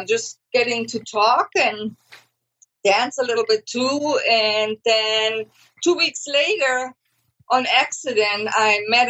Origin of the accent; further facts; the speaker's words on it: Germany; now in Austin, United States; I'm originally from Germany. I'm the out of a family of 10, and I'm number 10.